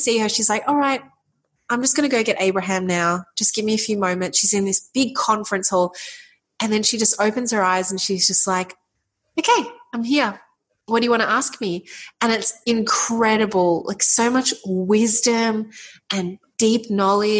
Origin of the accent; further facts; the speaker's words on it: Melbourne, Victoria, Australia; we're back in our home city. I'm from Melbourne, Australia